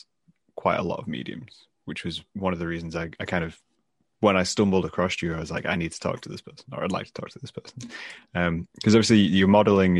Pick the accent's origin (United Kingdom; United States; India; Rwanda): United Kingdom; England; I'm from England